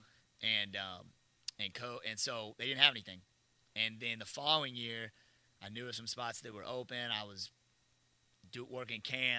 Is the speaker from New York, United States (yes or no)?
no; Houston, Texas, United States; moved away as an adult; also born or lived in D.C. area; now in Thibodaux, United States; I'm from Houston, so like I've been around the Southland my whole life.